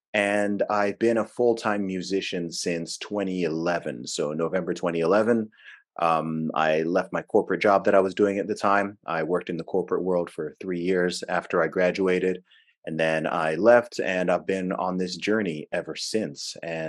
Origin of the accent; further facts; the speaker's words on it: Saudi Arabia; also born or lived in England, United Kingdom; I was born in England. I grew up in the Middle East in Saudi Arabia. Actually lived over there for about 20 years.